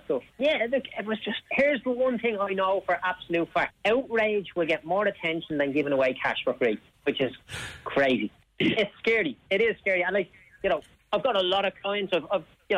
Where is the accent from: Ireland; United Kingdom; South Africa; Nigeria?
Ireland; Dublin, Leinster; I'm from Clondalkin, right? There's a good percentage of people on social welfare where I grew up